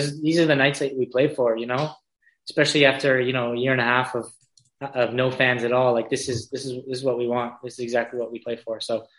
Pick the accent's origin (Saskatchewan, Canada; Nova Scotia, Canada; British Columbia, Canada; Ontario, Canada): British Columbia, Canada; Victoria; I'm not just a BC guy. Like, I grew up here in Victoria.